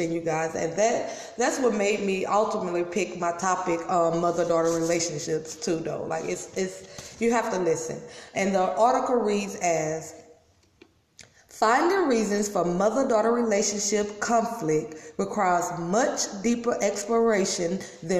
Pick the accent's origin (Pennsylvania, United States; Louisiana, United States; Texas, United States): Louisiana, United States; I'm from Louisiana